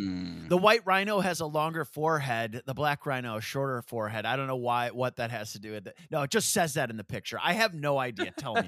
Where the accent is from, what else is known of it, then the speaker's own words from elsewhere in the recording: Downers Grove, Illinois, United States; Born and raised in Downers Grove, Illinois.